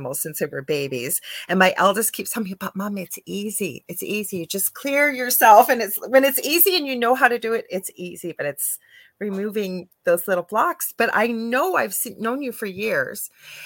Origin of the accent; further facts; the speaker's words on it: Canada; I'm a Canadian clairvoyant medium